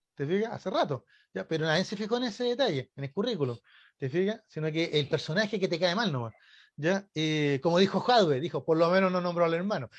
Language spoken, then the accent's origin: Spanish; Chile; como chilenos